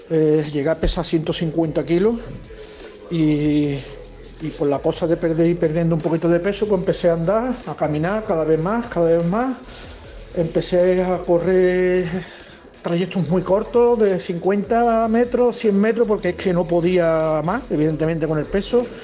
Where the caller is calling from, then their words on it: Seville, Andalusia, Spain; Hola, buenos días … de Sevilla.